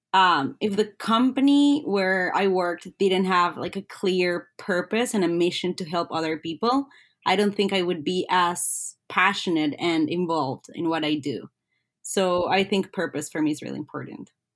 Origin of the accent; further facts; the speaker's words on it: Colombia; now in Ottawa, Canada; I'm originally from Colombia